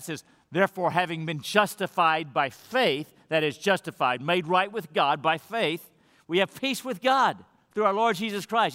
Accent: Texas, United States; I was born here in America, and I'm an American citizen

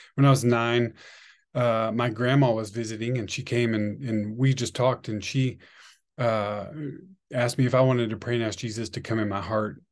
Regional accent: Amarillo, Texas, United States; also born or lived in Fort Worth; I grew up in Amarillo

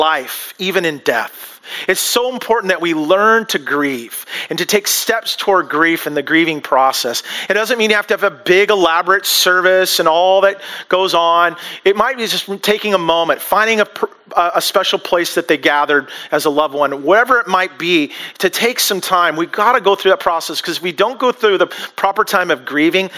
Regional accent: United States; we as American culture

